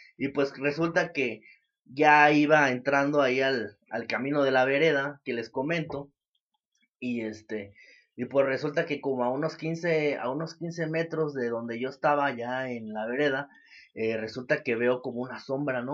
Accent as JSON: {"language": "Spanish", "town": "Santa María del Río", "region": "San Luis Potosí", "country": "Mexico", "tie": "born or raised there", "said": "los dos somos originarios de Santa María del Río"}